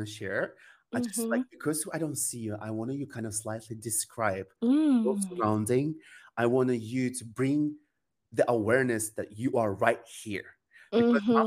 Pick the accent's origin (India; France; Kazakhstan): Kazakhstan; English is a second language; moved away; originally I'm from Kazakhstan. So in my country, who doesn't know, it's like we speak Kazakh language